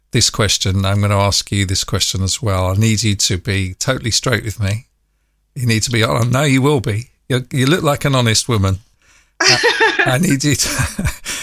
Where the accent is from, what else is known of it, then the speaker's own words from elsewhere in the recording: London, United Kingdom; accent: North London; moved away as an adult; now in France; I've still got my North London accent, which is where I come from